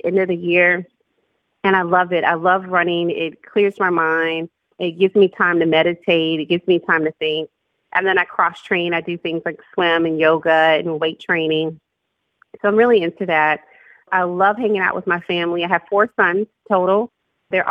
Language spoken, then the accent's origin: English; Louisiana, United States; I grew up in Louisiana